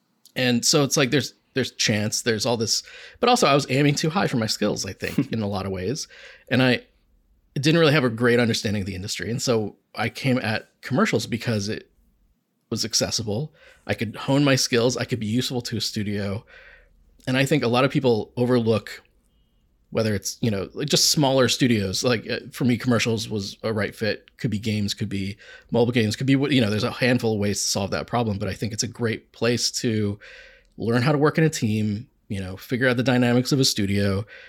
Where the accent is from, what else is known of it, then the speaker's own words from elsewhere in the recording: Akron, Ohio, United States; Like I grew up in Akron and I was doing advertising there.